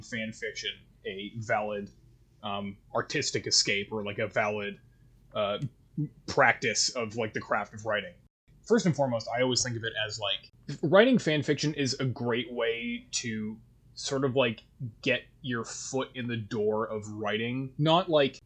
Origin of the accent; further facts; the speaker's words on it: Canada; accent: Canadian; my Canadian accent